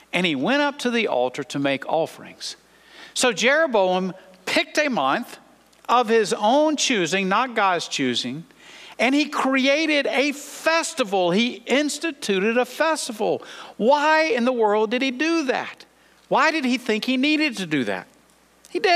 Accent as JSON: {"language": "English", "country": "United States", "said": "as American Christians"}